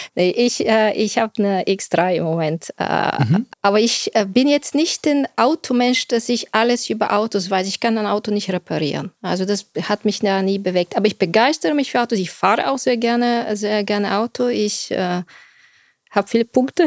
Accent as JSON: {"language": "German", "country": "Bulgaria", "also_born_or_lived": "Silicon Valley", "moved": "as an adult", "lives_now": "Germany", "said": "ich bin Bulgarin"}